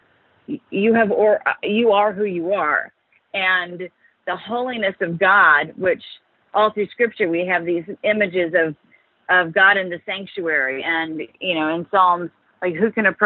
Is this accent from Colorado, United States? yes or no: no; Minnesota, United States; we had a very simple, quintessential kind of life growing up in Minnesota.